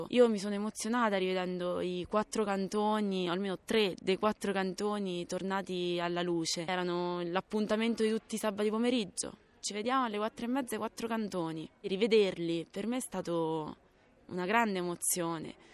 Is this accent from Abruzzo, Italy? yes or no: yes; L'Aquila, Abruzzo, Italy; Io sono aquilana, me ne voglio andare e vedo gente che continua a venire all'Aquila.